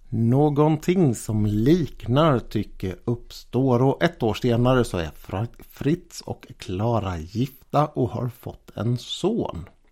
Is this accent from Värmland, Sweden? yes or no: no; Gothenburg, Västra Götaland, Sweden; Det fanns här i min hemstad faktiskt en skola som hette den Storkenfeldtska